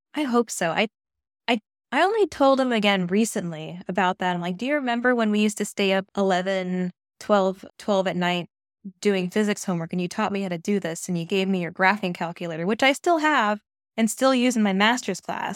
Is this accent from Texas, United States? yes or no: no; east of Seattle, Western Washington, United States; now in Maine, United States; I'm from Western Washington. That's where I was born and raised. East of Seattle